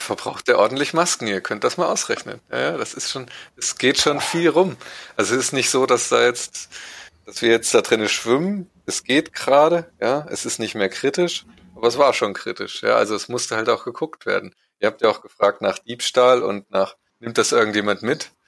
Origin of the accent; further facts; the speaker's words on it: East Germany, Germany; Ich bin ja Ossi.